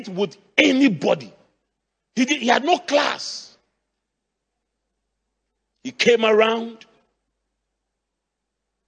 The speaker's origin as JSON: {"language": "English", "town": "Accra", "region": "Greater Accra", "country": "Ghana", "tie": "born or raised there", "said": "where I grew up in Adabraka, there used to be, at that time, we had Accra City Council."}